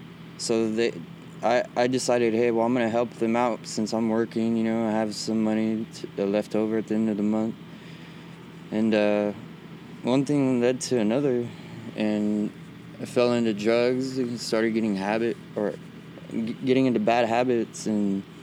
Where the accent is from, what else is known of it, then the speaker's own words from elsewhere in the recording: Visalia, California, United States; I was born in Visalia, yeah.